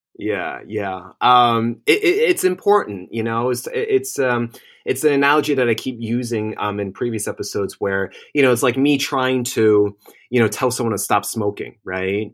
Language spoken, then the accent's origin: English; New Jersey, United States; also born or lived in Manhattan, New York; I was born and raised in Jersey